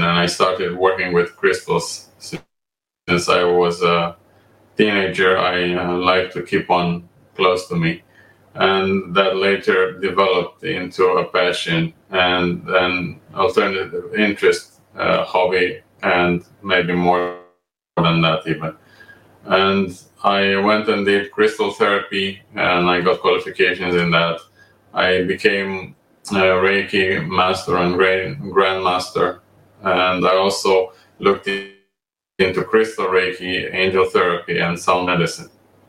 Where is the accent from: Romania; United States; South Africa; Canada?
Romania; moved away as an adult; also born or lived in Amsterdam, Netherlands; I was born and raised in Romania, and I graduated